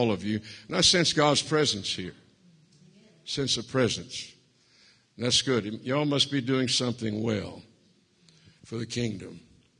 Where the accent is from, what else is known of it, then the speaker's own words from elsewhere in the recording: Cajun, Louisiana, United States; I'm a Cajun